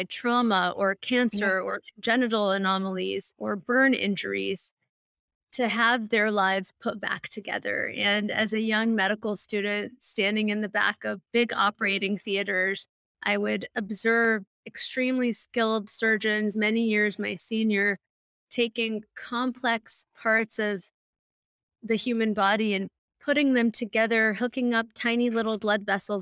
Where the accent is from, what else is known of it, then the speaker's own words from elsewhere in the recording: Malibu, California, United States; I grew up in Malibu, California, down the street from the old Getty Museum